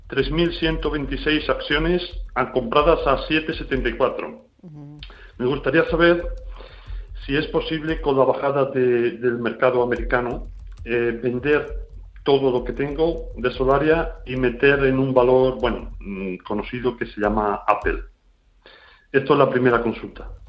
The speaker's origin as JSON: {"language": "Spanish", "country": "Ukraine", "second_language": "Spanish", "said": "Yo, perdonar mi idioma, ello. ¿eh? Mm. Soy de Ucrania, bueno."}